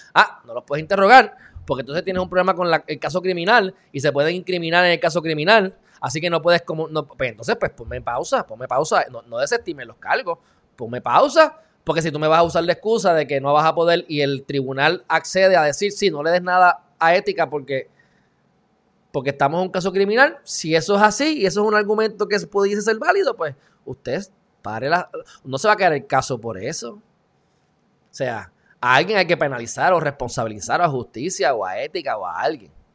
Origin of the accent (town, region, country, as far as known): Puerto Rico